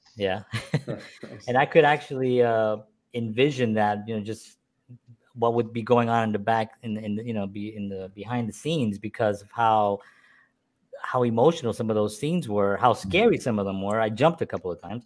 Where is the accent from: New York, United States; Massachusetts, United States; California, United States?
New York, United States; New York City; we're from the South Bronx. We grew up with like nothing